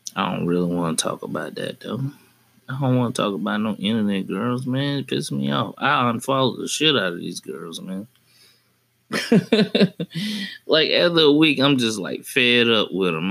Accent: Birmingham, Alabama, United States; now in northern Alabama, United States; I'm originally from Birmingham

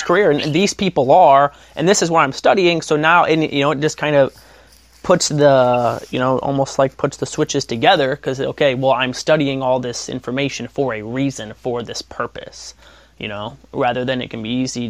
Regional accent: Northwest Ohio, United States; I'm about an hour right now from my hometown, but I'm like, I love Northwest Ohio

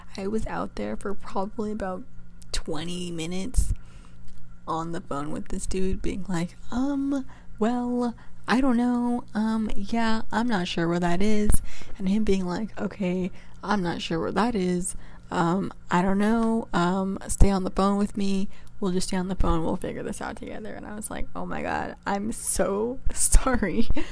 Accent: California, United States; moved away as an adult; now in New York, United States; I'm from California and I'm now going to school in New York

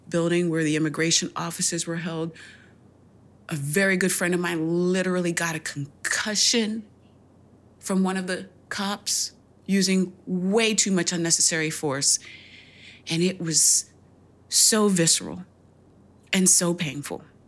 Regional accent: United States; I'm still an American, I'm still a black woman

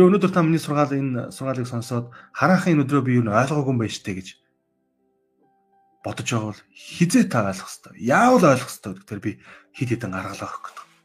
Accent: Mongolia; born or raised there

